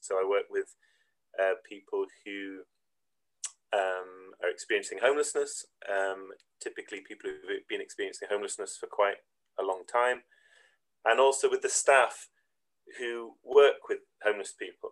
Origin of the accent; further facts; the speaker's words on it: Gullane, Scotland, United Kingdom; also born or lived in Edinburgh; I was born and brought up in Scotland, in Edinburgh to begin with.